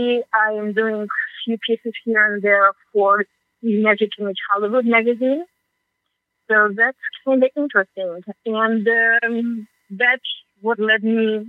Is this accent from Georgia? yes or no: yes; Georgia; first language Russian; English is a second language; moved away as an adult; now in United States; My native tongue is Russian. I speak also Georgian because I'm from the Republic of Georgia